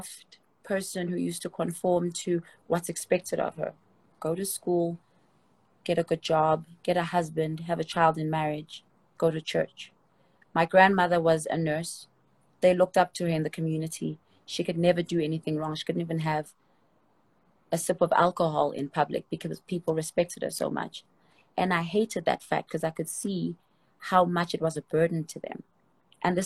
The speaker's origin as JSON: {"language": "English", "town": "Soweto", "region": "Gauteng", "country": "South Africa", "said": "I come from Soweto. And if you don't know what Soweto is in Soweto, it's like the projects in South Africa."}